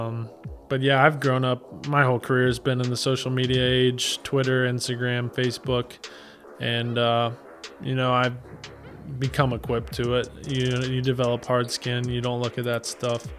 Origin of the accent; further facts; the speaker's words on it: Cincinnati, Ohio, United States; my hometown where I was spent my whole life in Cincinnati